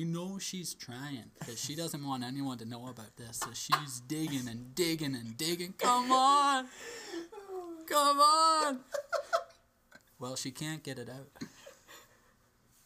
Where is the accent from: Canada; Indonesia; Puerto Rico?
Canada; my hometown, somewhere in Canada